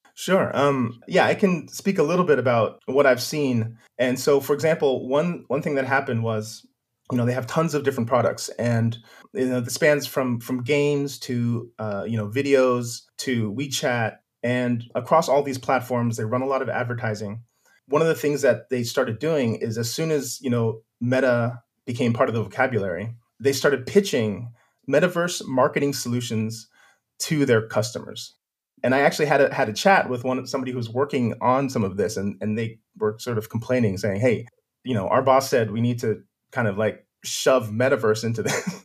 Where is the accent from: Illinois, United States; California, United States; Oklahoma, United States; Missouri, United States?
California, United States; Silicon Valley; moved away; I'm originally from California, uh, from Silicon Valley